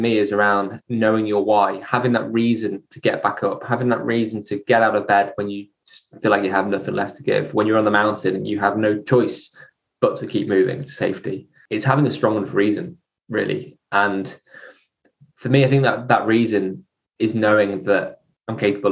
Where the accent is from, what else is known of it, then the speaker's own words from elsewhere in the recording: near Chester, North West England, United Kingdom; I was brought up near Chester